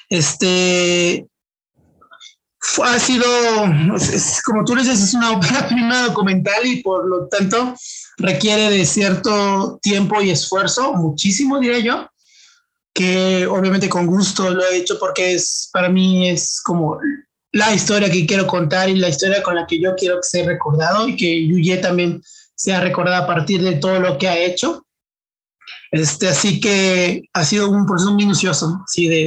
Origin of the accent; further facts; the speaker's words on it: Mexico; como mexicanos sabemos que eh, la base de la familia es la madre